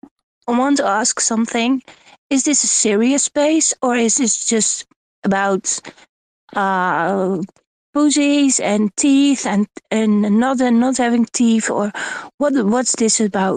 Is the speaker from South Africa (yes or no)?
no; Netherlands; English is a second language; I'm from Holland, so my English is very bad.